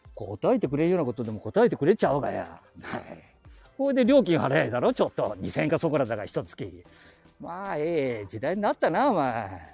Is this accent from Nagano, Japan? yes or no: no; Chita Peninsula, Aichi, Japan; 地元の名古屋の大学行っとろがや、この知多半島から